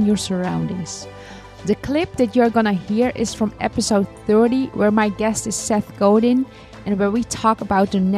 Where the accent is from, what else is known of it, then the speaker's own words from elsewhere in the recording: Netherlands; Being born and raised in the Netherlands by Turkish immigrant parents